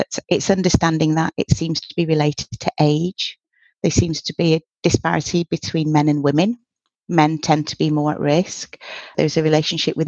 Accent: Manchester, North West England, United Kingdom; I'm quite a proud Mancunian. I was born in Old Trafford

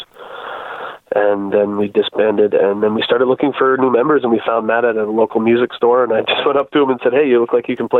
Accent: New Brunswick, Canada; we're all from New Brunswick

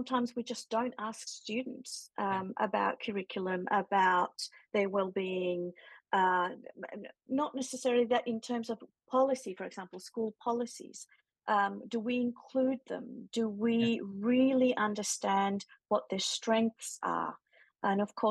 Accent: Chile; now in Melbourne, Australia; I was born in Chile. I've been living here for 30 years, but all my family's back home

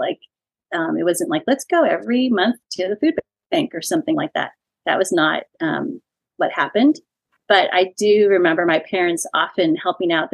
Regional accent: San Antonio, Texas, United States; also born or lived in California / Dallas-Fort Worth, Texas; I am a native Texan. I grew up in San Antonio, went to college in California, and then my husband and I, fiance at the time, came back to Texas

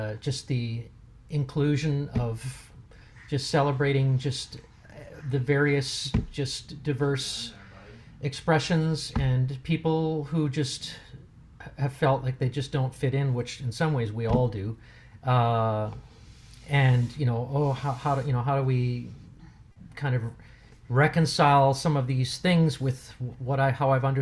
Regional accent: Germany; moved away; I grew up in Germany as a young boy, so I'm actually, for those of you who would care to know or don't care, I am bilingual

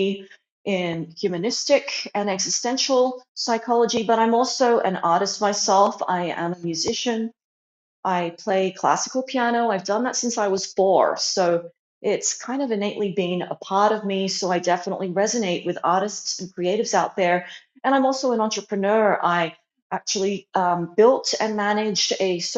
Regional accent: Australia; moved away as an adult; also born or lived in China; now in Arizona, United States; I was born in China and I moved to Australia when I was 3. And then later on in my mid-20s, I moved to the USA.

